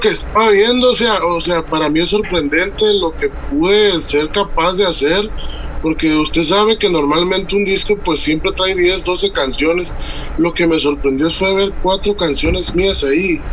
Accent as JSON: {"language": "Spanish", "town": "Puerto Vallarta", "region": "Jalisco", "country": "Mexico", "tie": "born or raised there", "also_born_or_lived": "Tamaulipas / Autlán de Navarro, Jalisco", "lives_now": "Tomatlán, Mexico", "said": "Yo soy de nacido en Puerto Vallarta, pero ah. actualmente vivo en un rancho que se llama Tomatlán, Jalisco"}